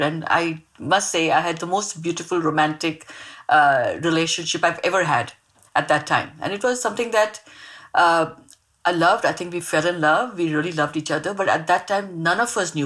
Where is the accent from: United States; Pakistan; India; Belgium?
India; Mumbai, Maharashtra; also born or lived in Mangalore; I grew up in Mumbai. I, I grew up in a really, really small uh, uh, suburb of Mumbai called Bandra